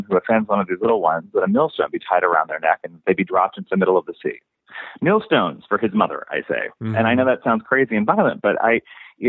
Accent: Kansas City, Missouri, United States; I grew up in Kansas City.

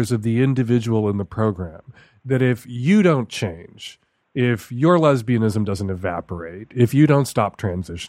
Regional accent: Chicago, Illinois, United States; When I was a teenager growing up in Chicago

